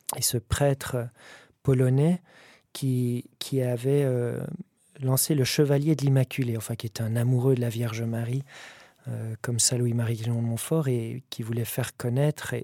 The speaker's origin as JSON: {"language": "French", "region": "Valais", "country": "Switzerland", "said": "je suis valaisan"}